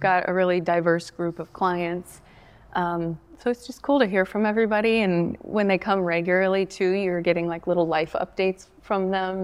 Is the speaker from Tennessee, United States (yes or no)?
yes; Bluff City, Tennessee, United States; I grew up around here. I grew up in Bluff City.